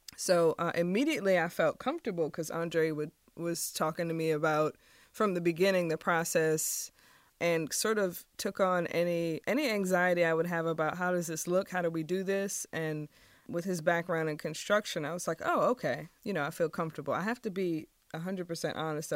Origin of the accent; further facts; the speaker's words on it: Richmond, Virginia, United States; moved away as an adult; also born or lived in Maryland/Washington, D.C. area; I grew up in Richmond, and so coming back to Richmond after being away from, for a while